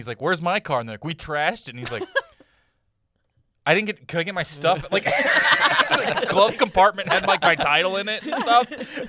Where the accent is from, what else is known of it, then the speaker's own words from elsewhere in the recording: Missouri, United States; now in Burbank, United States; when I was growing up in Missouri